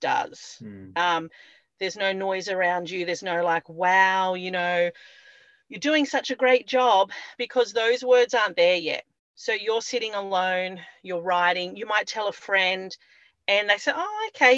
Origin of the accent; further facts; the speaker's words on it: Byron Bay, New South Wales, Australia; I grew up in Byron Bay